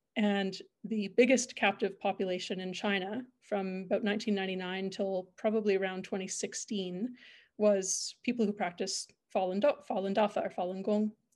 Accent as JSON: {"language": "English", "town": "Calgary", "region": "Alberta", "country": "Canada", "tie": "born or raised there", "said": "I'm originally from Calgary, grew up here"}